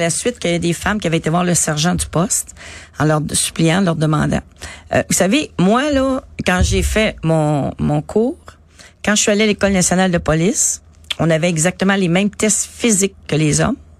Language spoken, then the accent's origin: French; Montreal, Quebec, Canada; où j'habitais à Montréal Nord